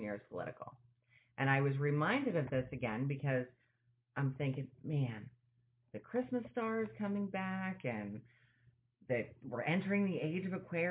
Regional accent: New York, United States; moved away; We grew up in New York

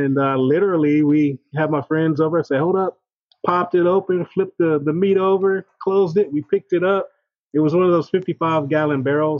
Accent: Killeen, Texas, United States; now in Austin, United States; after I moved to Austin, I grew up in Killeen, you know, I was an Army brat.

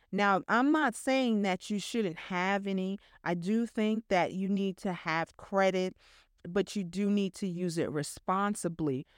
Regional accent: New York, United States; I'm a New Yorker

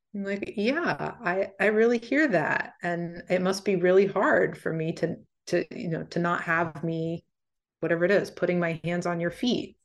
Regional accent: D.C., East Coast, United States; I grew up on the East Coast, right outside D C

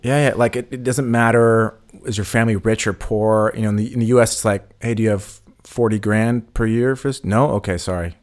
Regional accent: United States; moved away; we're from the States

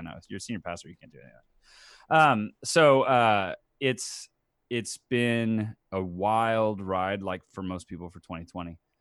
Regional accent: Tomball, Texas, United States; also born or lived in Baton Rouge, Louisiana; I moved back to my hometown, Tomball, Texas

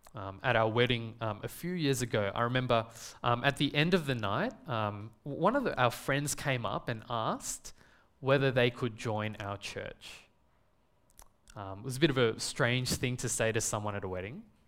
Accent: Melbourne, Victoria, Australia; I was born and raised here in Melbourne. Um, I've never lived in another country or another city

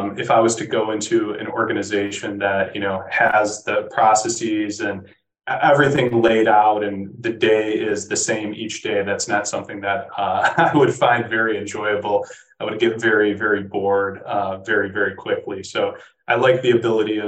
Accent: Midwest, United States; being a Midwesterner and having a lot of Midwestern network

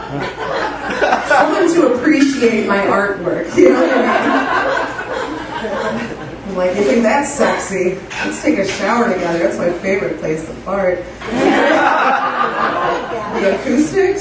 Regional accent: Joliet, Illinois, United States; I came from Joliet

